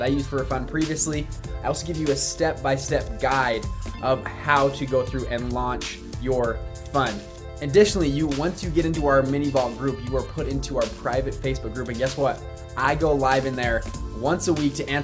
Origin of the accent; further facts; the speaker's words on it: United States; I was born in America